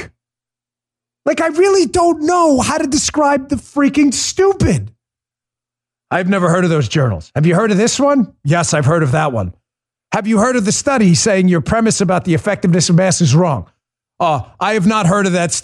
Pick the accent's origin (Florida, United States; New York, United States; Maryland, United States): New York, United States; New York City; I grew up in New York City